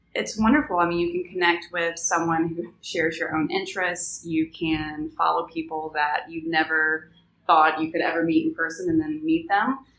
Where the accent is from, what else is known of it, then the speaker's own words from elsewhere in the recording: Alabama, United States; now in New Orleans, United States; I'm from Alabama